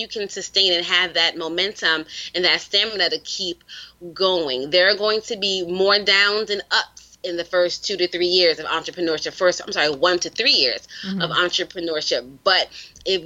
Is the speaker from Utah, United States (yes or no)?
no; New York City, New York, United States; I'm from the Bronx